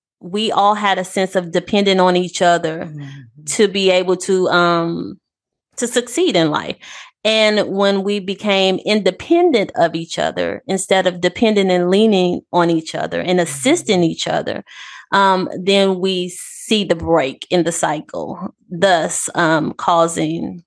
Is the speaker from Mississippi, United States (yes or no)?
yes; Pass Christian, Mississippi, United States; also born or lived in Gulfport, Mississippi; I'm a native of Past Christian